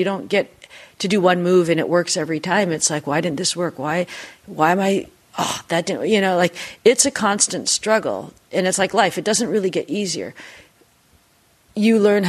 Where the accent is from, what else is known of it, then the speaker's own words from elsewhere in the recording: Seattle, Washington, United States; I grew up in Seattle.